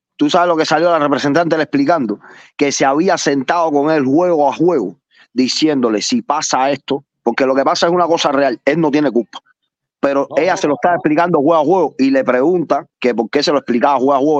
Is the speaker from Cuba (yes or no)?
yes; Cuba; moved away; como los cubanos